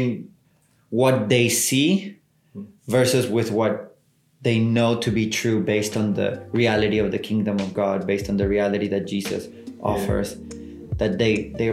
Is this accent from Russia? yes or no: no; South Africa; as South African citizens